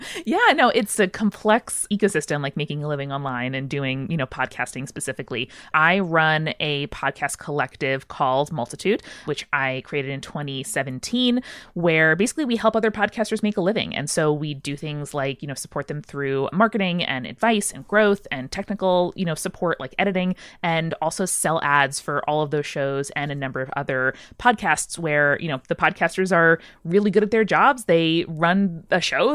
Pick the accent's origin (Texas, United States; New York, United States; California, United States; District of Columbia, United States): New York, United States; Long Island; I grew up in the suburbs of New York City on Long Island